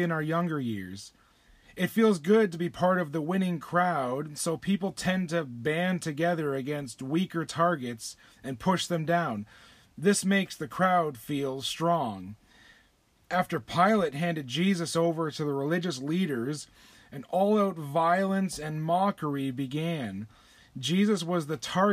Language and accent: English; Windsor, Ontario, Canada; I grew up near Windsor, Ontario, just across the river from Detroit, Michigan.